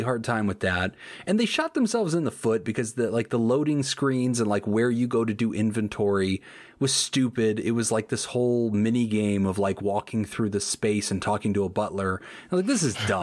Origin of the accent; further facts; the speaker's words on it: United States; in America, we have something called sarsaparilla